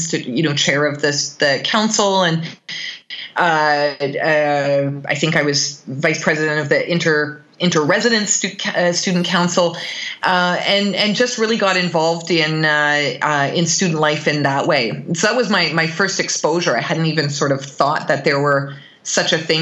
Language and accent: English; Bowmanville, Ontario, Canada; I grew up in Bowmanville, Ontario, which is about an hour east of Toronto. Small town.